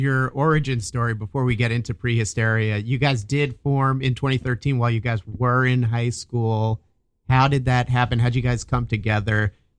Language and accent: English; Jersey City, New Jersey, United States; will be playing in my hometown of Jersey City